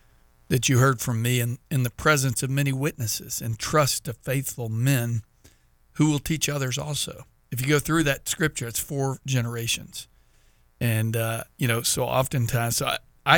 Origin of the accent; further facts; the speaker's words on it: Texas, United States; now in Florida, United States; I'm from Texas